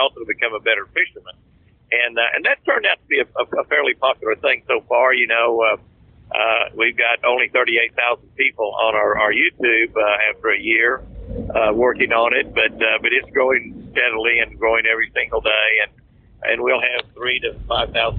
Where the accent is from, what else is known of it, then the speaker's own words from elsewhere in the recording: Moore, Oklahoma, United States; I grew up in Moore, Oklahoma, a tornado capital of the world.